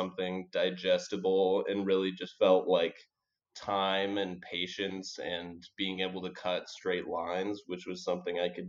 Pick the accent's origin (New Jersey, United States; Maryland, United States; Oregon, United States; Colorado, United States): Oregon, United States; Portland; moved away as an adult; also born or lived in Bogota, Colombia; I grew up in Portland, Oregon, where there's just so much greenery